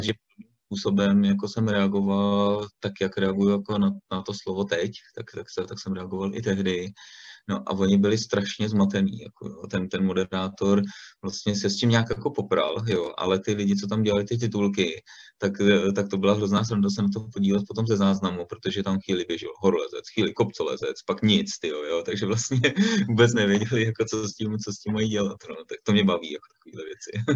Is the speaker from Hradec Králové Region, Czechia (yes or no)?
no; Stříbro, Plzeň Region, Czechia; já jsem původem ze Stříbra